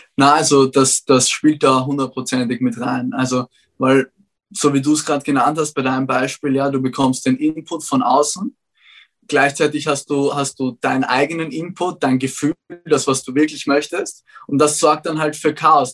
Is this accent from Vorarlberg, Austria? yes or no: no; Vienna, Austria; Ich bin zwar in Wien aufgewachsen